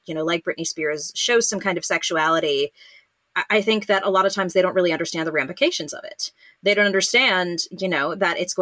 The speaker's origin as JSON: {"language": "English", "region": "California", "country": "United States", "said": "I'm from California"}